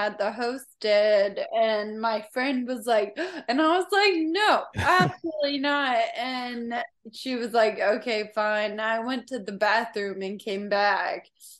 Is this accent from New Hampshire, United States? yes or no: no; Franklin, Tennessee, United States; now in Nashville, United States